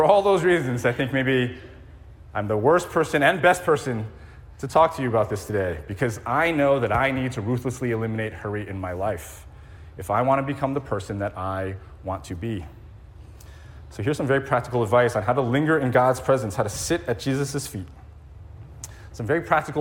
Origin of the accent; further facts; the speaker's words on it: East Coast, United States; moved away as an adult; also born or lived in New York City / Silicon Valley; now in Hawaii, United States; I grew up on the East Coast